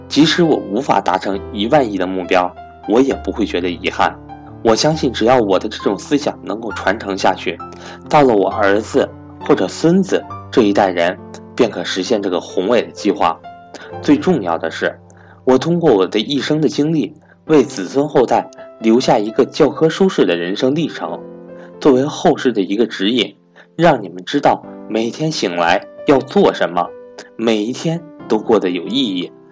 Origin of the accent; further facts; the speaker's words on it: China; 如果我没有出生在中国这个和平崛起的时代